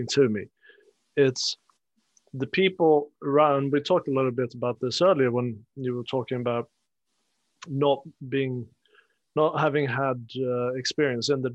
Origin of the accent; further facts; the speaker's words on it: Sweden; moved away; I come from Sweden, and we have a north-south divide as well. I'm from the south coast.